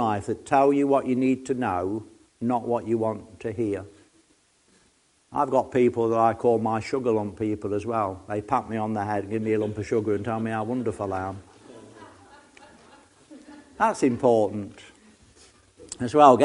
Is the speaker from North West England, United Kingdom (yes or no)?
no; Nottingham, East Midlands, United Kingdom; I come from Nottingham, so you just straightforward. My dad was a miner